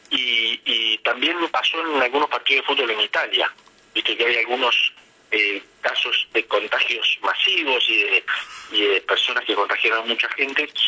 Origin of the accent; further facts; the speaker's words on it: Necochea, Buenos Aires Province, Argentina; Eh, yo soy de Necochea, por ejemplo, y en Necochea hay seis, siete cajeros automáticos.